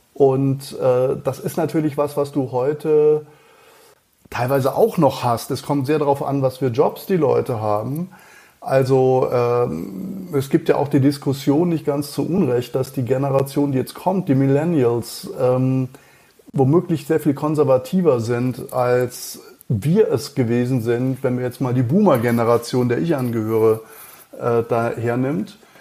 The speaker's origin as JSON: {"language": "German", "town": "Schliengen", "region": "Baden-Württemberg", "country": "Germany", "tie": "born or raised there", "also_born_or_lived": "Mannheim / Cologne", "accent": "Alemannic", "moved": "yes", "lives_now": "Munich, Germany", "said": "ich bin in, äh, Schlingen, äh, aufgewachsen"}